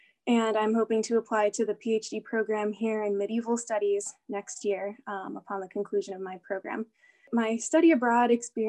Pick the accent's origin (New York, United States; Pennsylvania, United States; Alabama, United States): Pennsylvania, United States; Allentown; moved away as an adult; now in Notre Dame, United States; I am originally from Allentown, Pennsylvania.